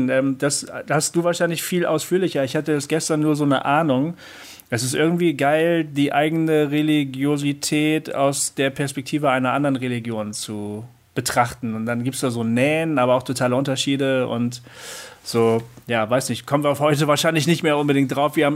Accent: Northern Germany, Germany; Weil Norddeutschland interessiert mich natürlich als Norddeutscher.

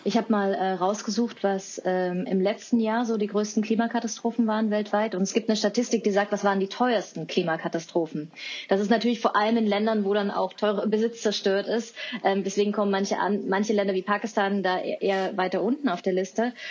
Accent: Leipzig, Saxony, Germany; ich komme aus Leipzig, habe ich vorhin erzählt, und ich war ein kleines Kind, als die Montagsdemonstrationen in Leipzig waren

